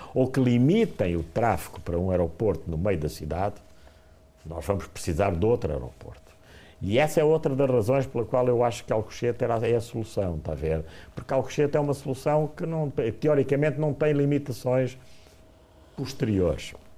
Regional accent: Angola; now in Portugal; eu nasci em Angola e, portanto, ainda por cima conheço muito bem eh, Angola

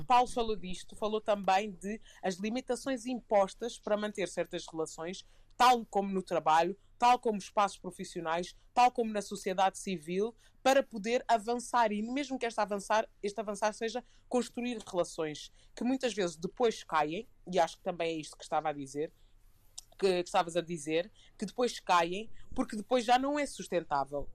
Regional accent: Portugal; crescendo em Portugal

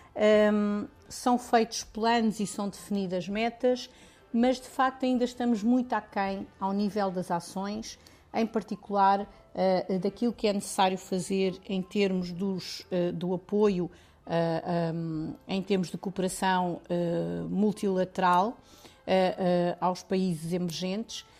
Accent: Lisbon, Portugal; also born or lived in Serra da Estrela; nasci em Lisboa, mas a minha família é da Serra da Estrela

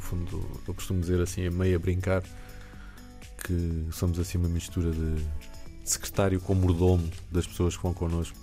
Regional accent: Alentejo, Portugal; now in Lisbon, Portugal; Eu cresci no Alentejo

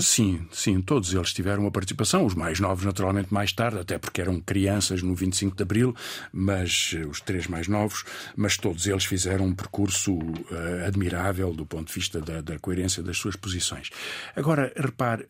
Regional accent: Portugal; also born or lived in Mozambique; o meu pai, que é militar, e a minha mãe, advogada, voltaram para, para, para o continente

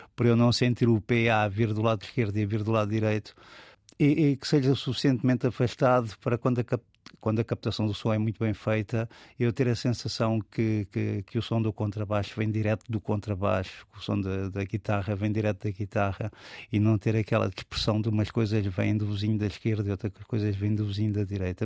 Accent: Lisbon, Portugal; also born or lived in Alentejo; now in Almada, Portugal; eu fui criado aqui em Lisboa, na zona da, das Avenidas Novas

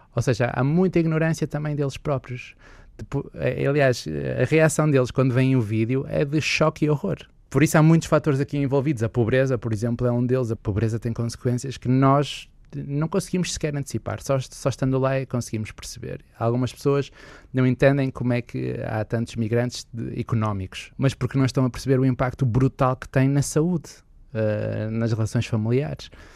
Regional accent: Porto, Norte, Portugal; eu também sou aqui do Porto

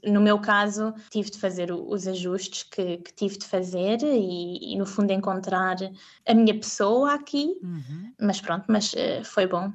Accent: Portugal; moved away as an adult; also born or lived in Spain; now in Zurich, Switzerland; sendo portuguesa

